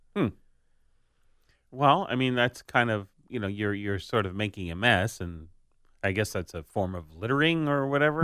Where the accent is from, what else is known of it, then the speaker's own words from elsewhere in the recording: United States; I'm an American